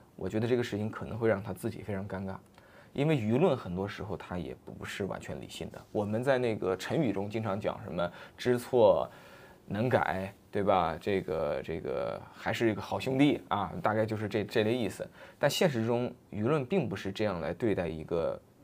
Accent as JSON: {"language": "Chinese", "country": "China", "said": "我们中国人"}